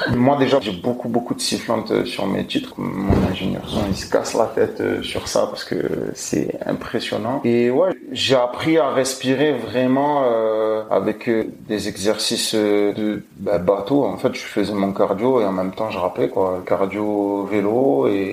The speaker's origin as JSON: {"language": "French", "town": "Marseille", "region": "Provence-Alpes-Côte d'Azur", "country": "France", "accent": "Marseillais", "said": "quand je parle en général j'ai un accent marseillais on l'entend quand je chante pas trop"}